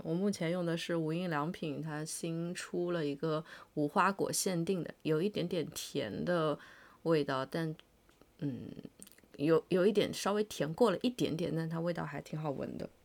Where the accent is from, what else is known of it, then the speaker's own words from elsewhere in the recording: rural Chongqing, China; 我小时候住在那个重庆的农村里